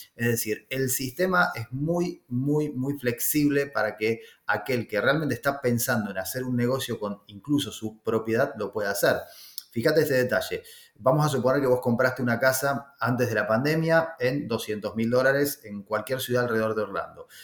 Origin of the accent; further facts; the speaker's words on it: Argentina; accent: Argentine; moved away as an adult; also born or lived in Florida, United States; now in United States; vengo de Argentina como mi este, forma de hablar lo indica. Ya hace varios años que vivo aquí en Estados Unidos.